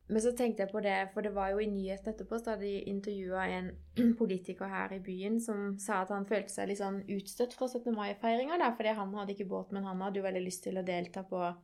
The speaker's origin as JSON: {"language": "Norwegian", "town": "Greipstad", "region": "Agder", "country": "Norway", "said": "er jo, jeg er jo fra"}